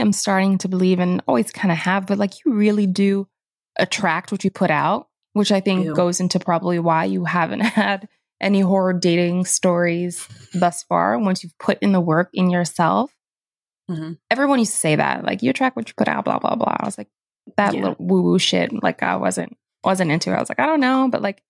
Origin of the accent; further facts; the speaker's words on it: North Carolina, United States; I'm from North Carolina.